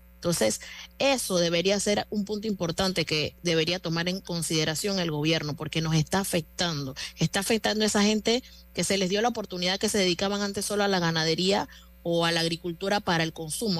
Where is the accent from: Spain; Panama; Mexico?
Panama; yo como panameña